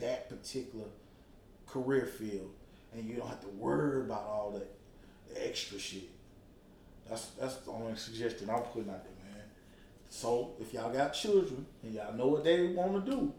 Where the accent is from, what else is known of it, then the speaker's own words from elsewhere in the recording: Atlanta, Georgia, United States; I'm from Atlanta, and Atlanta Public School